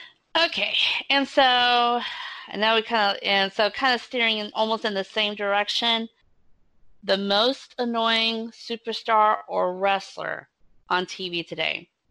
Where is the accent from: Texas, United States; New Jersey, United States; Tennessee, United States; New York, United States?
Texas, United States; Houston; my hometown of Houston